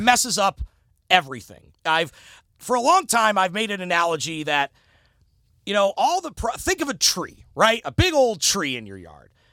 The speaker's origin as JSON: {"language": "English", "town": "Cleveland", "region": "Ohio", "country": "United States", "also_born_or_lived": "Virginia", "moved": "yes", "said": "I'm originally from the Cleveland area"}